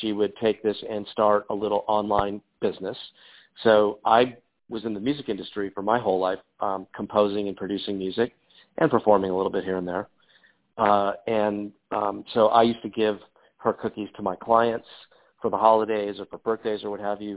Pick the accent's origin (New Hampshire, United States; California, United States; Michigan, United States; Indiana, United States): California, United States; Los Angeles; We grew up in the San Fernando Valley in Southern California in L.A.